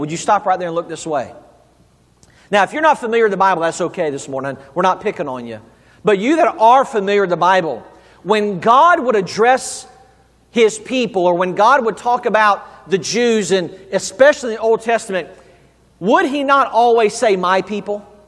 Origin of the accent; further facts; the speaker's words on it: the South, United States; I'm from the South. We say Haggai.